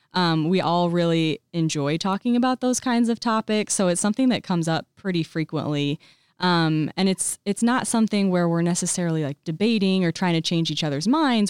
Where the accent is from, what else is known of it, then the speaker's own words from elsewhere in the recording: Colfax, Illinois, United States; now in Bloomington, United States; I grew up in Colfax